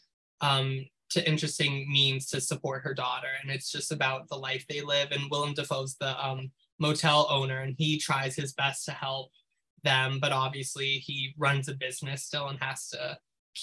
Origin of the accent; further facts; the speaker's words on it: New York City, New York, United States; I grew up in New York City